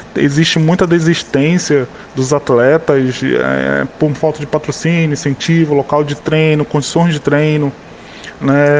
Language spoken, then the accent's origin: Portuguese; Macapá, Amapá, Brazil; moved away; quando eu saí de Macapá